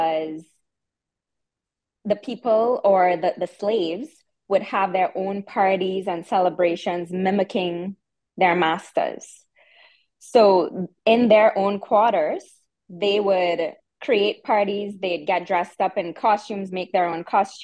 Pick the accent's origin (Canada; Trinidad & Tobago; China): Trinidad & Tobago; accent: strong Trini accent; moved away as an adult; I grew up there. I spent 28 years of my life in Trinidad, so you can still hear my accent